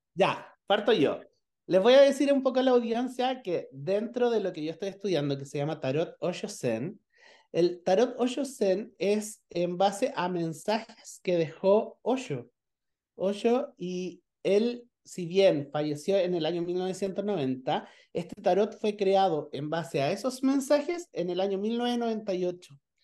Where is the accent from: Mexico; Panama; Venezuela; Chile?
Chile; soy chileno, vivo en una ciudad que se llama Pichilemu